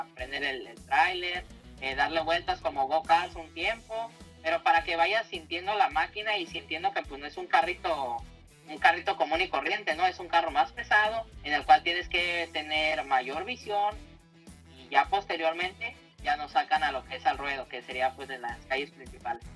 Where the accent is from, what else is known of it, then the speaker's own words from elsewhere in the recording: Tijuana, Baja California, Mexico; Yo soy aquí originaria de Tijuana.